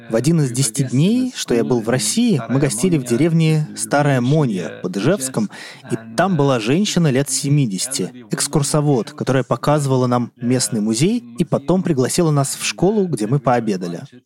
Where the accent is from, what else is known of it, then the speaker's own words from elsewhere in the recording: Northern Germany, Germany; Russian is a second language; Я родился в 1945 году в маленькой деревне, вырос на ферме